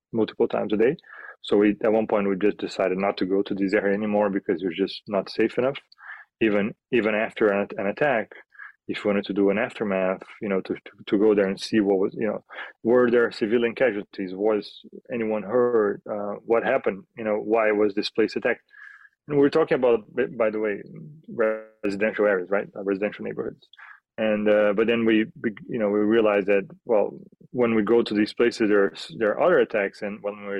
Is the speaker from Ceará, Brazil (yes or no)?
no; Rio de Janeiro, Brazil; moved away as an adult; now in Kyiv, Ukraine; I'm from Brazil, Rio de Janeiro